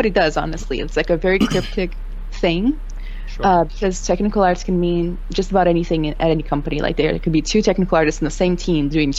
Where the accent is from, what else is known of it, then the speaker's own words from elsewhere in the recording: Rio de Janeiro, Brazil; English is a second language; moved away as an adult; now in United States; So I'm from Brazil, Rio specifically. Mm-hmm. I've lived in four countries, lived here for like 10 years now in the United States. I came here to do college.